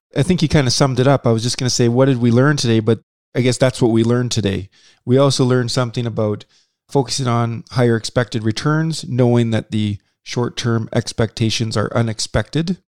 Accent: Saskatchewan, Canada; we're from Saskatchewan

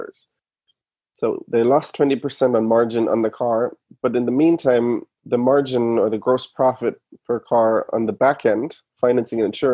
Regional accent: Germany; moved away as an adult; now in United States; I'm from Germany originally. I moved to the US in 11, went to Stanford Business School.

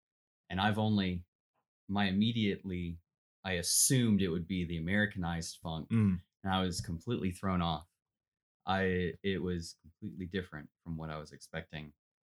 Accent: Glennville, Georgia, United States; I'm a junior music student here at Young Harris College from Glenville, Georgia.

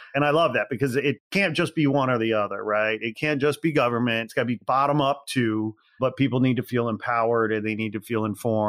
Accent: Midwest, United States; And as we've already said, we're from the Midwest. My parents live in Northwest Indiana. I had traveled back to Chicago. I come back home often.

